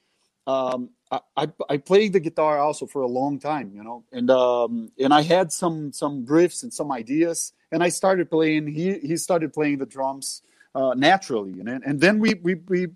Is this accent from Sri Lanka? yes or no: no; Minas Gerais, Brazil; English is a second language; I was born in a city close, but it's also Minas Gerais